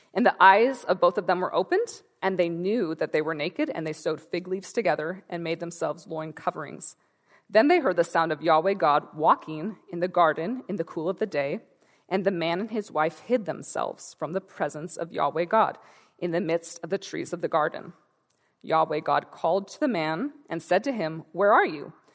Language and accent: English; Santa Rosa, California, United States; I'm from Northern California, from Santa Rosa